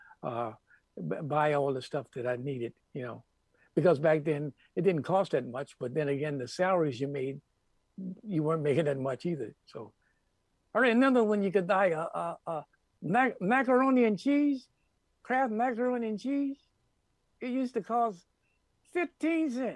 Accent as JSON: {"language": "English", "town": "Detroit", "region": "Michigan", "country": "United States", "tie": "born or raised there", "also_born_or_lived": "Red Level, Alabama", "moved": "yes", "lives_now": "Los Angeles, United States", "said": "Detroit was basically where I grew up."}